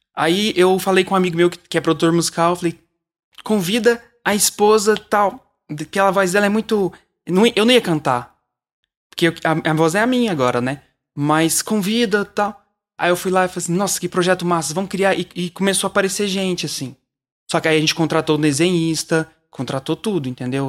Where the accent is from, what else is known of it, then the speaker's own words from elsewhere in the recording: Uberlândia, Minas Gerais, Brazil; Eu sou de Uberlândia, eu vim pra, pra São Paulo